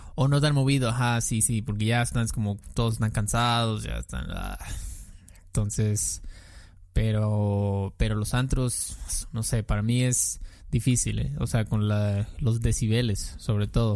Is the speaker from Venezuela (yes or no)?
no; Mexico; also born or lived in southeast Mexico